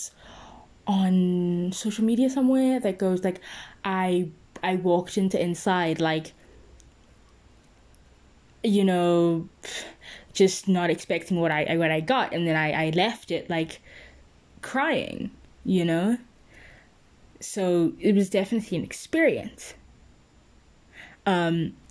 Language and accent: English; South Africa; English is a second language; in my case, it's South Africa, because I'm South African.